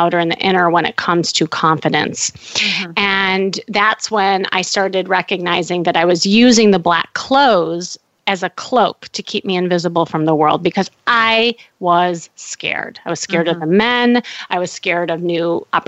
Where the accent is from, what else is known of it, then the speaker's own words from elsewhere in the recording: Chicago, Illinois, United States; moved away as an adult; now in Los Angeles, United States; I'm from Chicago and had the family, the dog, the picket fence